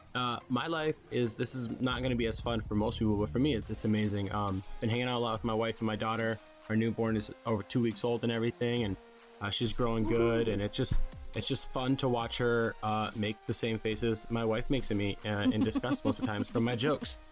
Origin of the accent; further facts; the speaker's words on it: Midwest, United States; I'm from the Midwest